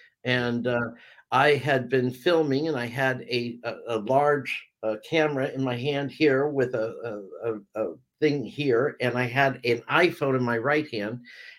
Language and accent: English; California, United States; also born or lived in Vancouver Island, Canada; now in Amsterdam, Netherlands; I'm originally from California and I've lived all around the world. I lived in Canada for 10 years on Vancouver Island and raised my daughter there.